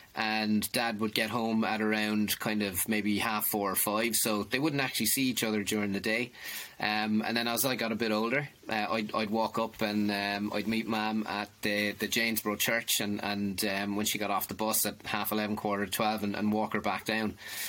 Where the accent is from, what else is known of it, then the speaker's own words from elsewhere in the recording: Limerick, Munster, Ireland; born there; I was born in Limerick City. I probably don't sound like it now because I've been I've been gone out of it since May of 99. Born in Limerick City, 1974.